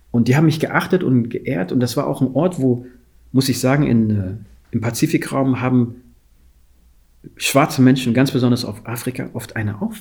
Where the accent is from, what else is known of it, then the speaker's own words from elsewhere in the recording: Guinea; ich komme aus Guinea